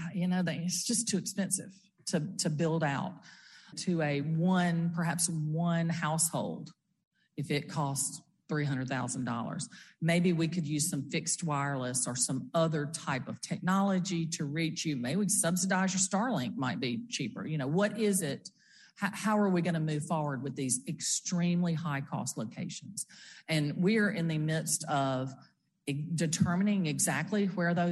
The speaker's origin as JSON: {"language": "English", "town": "Brookhaven", "region": "Mississippi", "country": "United States", "said": "I'm from Brookhaven down in southwest Mississippi."}